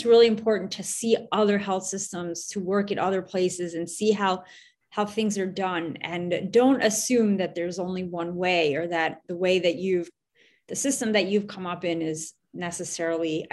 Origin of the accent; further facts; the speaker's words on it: Westchester County, New York, United States; now in New York City, United States; I grew up in a suburb just outside of New York City in Westchester County